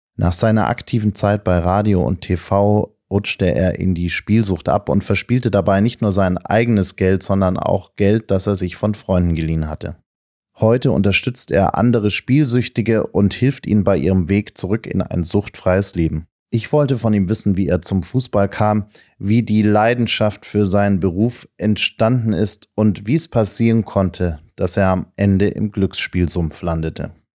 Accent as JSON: {"language": "German", "town": "Munich", "region": "Bavaria", "country": "Germany", "said": "ich komme aus München"}